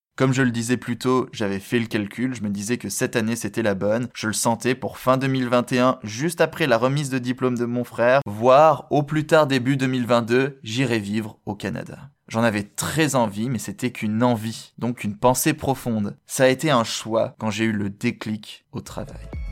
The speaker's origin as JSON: {"language": "French", "country": "France", "said": "en tant que Français"}